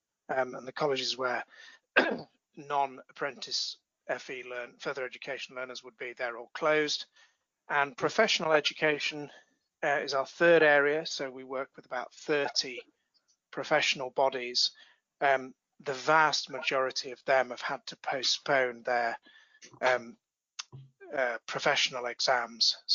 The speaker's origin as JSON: {"language": "English", "town": "Bradford", "region": "Yorkshire and the Humber", "country": "United Kingdom", "tie": "born or raised there", "said": "my hometown of Bradford, which is in the north of England"}